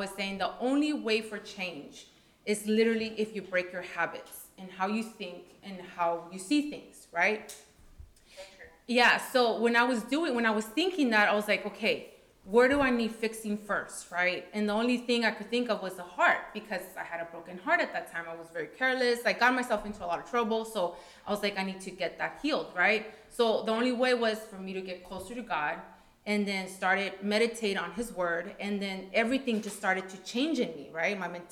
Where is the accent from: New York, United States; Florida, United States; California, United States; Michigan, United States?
California, United States; Coachella; also born or lived in Washington; I can't run away from Coachella no more. I can't run away from the Valley anymore. I have to stay home